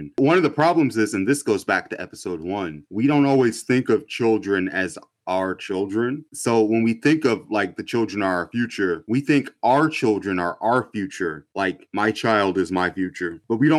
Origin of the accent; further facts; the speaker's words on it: Atlanta, Georgia, United States; I grew up in Metro Atlanta.